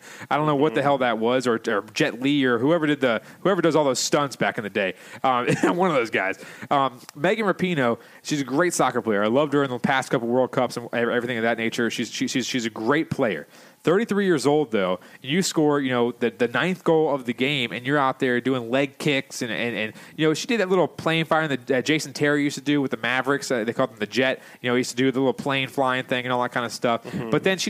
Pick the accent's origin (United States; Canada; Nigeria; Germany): Canada; As a Canadian, we would never ever think of doing something like that.